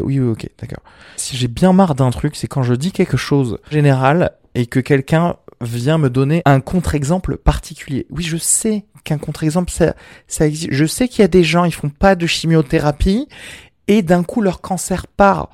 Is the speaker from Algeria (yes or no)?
yes; Algeria; je suis méditerranéen vu que je suis né en Algérie